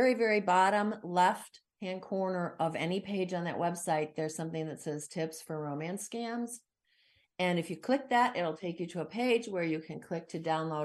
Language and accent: English; United States; as an American